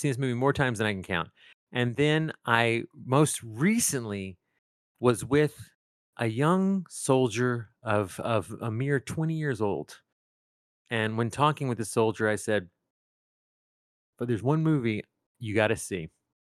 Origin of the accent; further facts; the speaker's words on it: East Texas, United States; Well, I grew up in East Texas